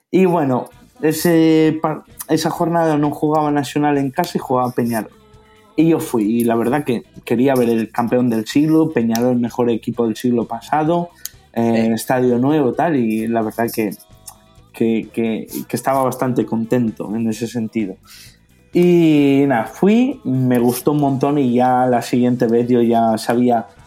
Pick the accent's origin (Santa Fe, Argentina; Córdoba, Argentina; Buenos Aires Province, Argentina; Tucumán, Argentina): Santa Fe, Argentina; Rosario; Y dije, eh, vengo de Rosario.